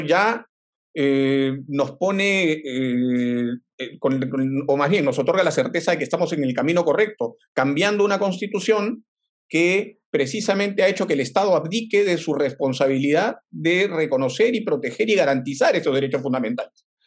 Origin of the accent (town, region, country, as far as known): Peru